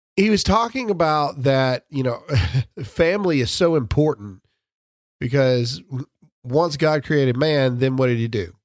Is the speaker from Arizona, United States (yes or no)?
no; Mississippi, United States; I'm from Mississippi.